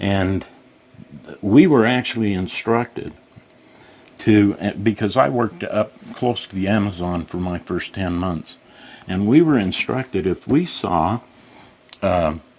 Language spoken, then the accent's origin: English; Plain City, Utah, United States; I'm from Plain City